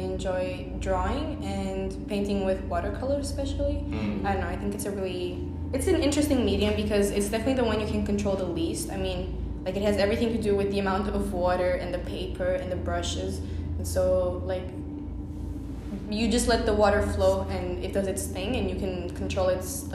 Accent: Portugal; I was born in Portugal

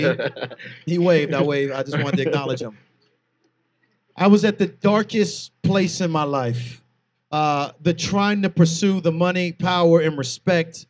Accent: St. Petersburg, Florida, United States; also born or lived in Air Force base / Lutz, Florida; I am from St. Petersburg

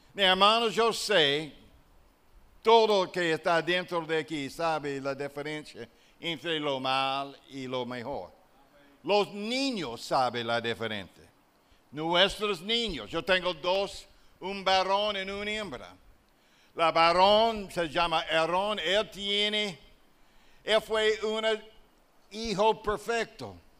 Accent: southern United States, Alabama, United States; accent: Southern US; Spanish is a second language; moved away as an adult; also born or lived in La Romana, Dominican Republic / Uruguay / La Vega, Dominican Republic; now in Dominican Republic; eu sei que eu vim do sul dos Estados Unidos e tenho o acento do sul dos Estados Unidos. Por isso, meu espanhol está acento do sul dos Estados Unidos, do estado de Alabama.

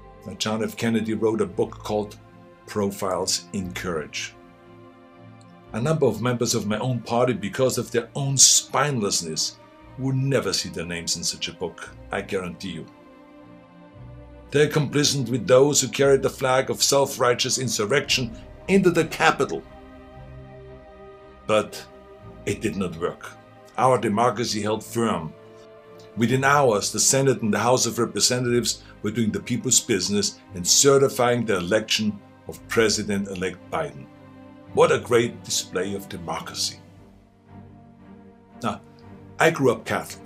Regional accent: Austria; now in United States; I grew up in Austria.

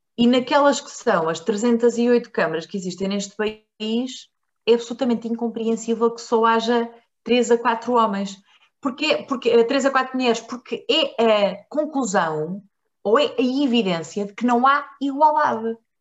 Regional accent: Marinha Grande, Leiria District, Portugal; eu nasci na Marinha Grande

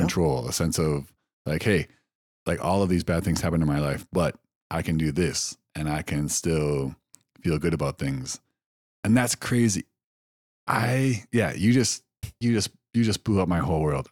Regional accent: Wisconsin, United States; I grew up in Wisconsin

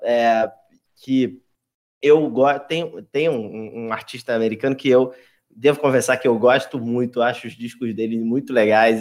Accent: Baixada Fluminense, Rio de Janeiro, Brazil; moved away as an adult; now in São Paulo, Brazil; eu venho da Baixa da Fluminense, no Rio de Janeiro

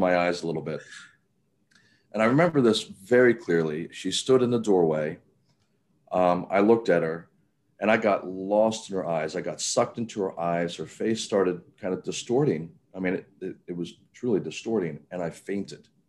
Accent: Cambridge, Maryland, United States; now in Baltimore, United States; I grew up on the Eastern Shore, um, Cambridge, Maryland

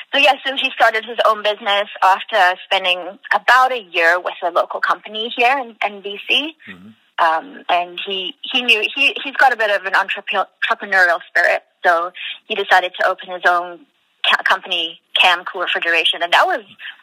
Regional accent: South Africa; now in Canada; because we're from South Africa.

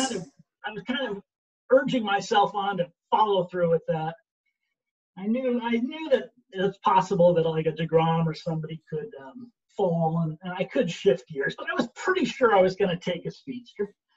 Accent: Syracuse, New York, United States; I'm from Syracuse

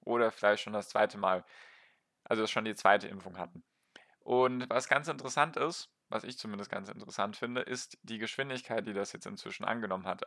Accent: Baden-Württemberg, Germany; weil ich komme aus Baden-Württemberg

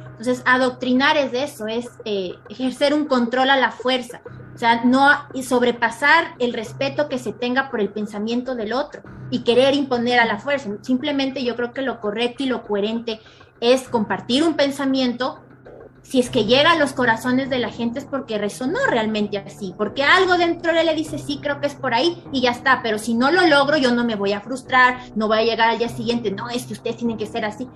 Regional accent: Ecuador; en mi país, en Ecuador

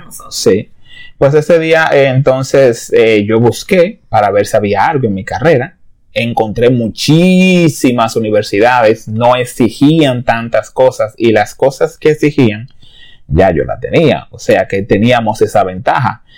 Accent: Dominican Republic; moved away as an adult; now in Canada; yo soy dominicano, de pura cepa, duré casi toda mi vida, muchísimo

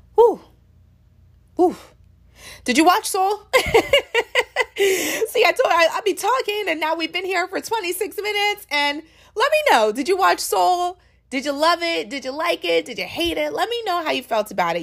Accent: Maryland, United States; I'm from Maryland

